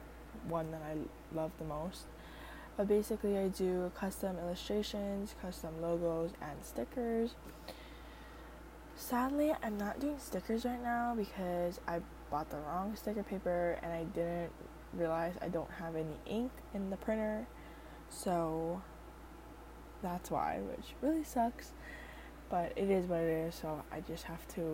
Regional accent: Oahu, Hawaii, United States; I am from Hawaii. I am from the island of Oahu

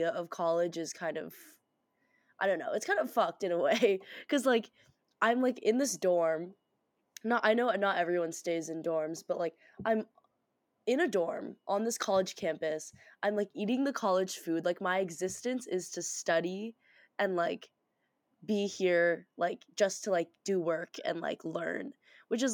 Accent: Boston, Massachusetts, United States; moved away as an adult; now in Pittsburgh, United States; I'm an 18-year-old first-year college student from Boston, Massachusetts

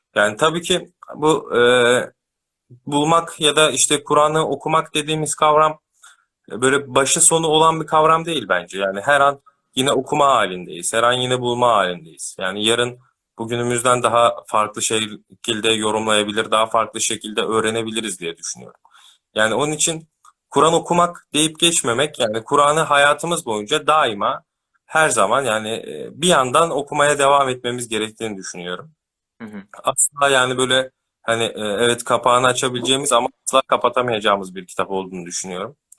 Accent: Ankara, Turkey; 94 Ankara doğumluyum.

